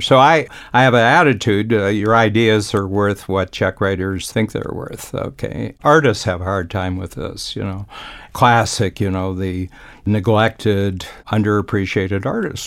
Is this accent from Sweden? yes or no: no; Ohio, United States; moved away; I grew up in a small town in Ohio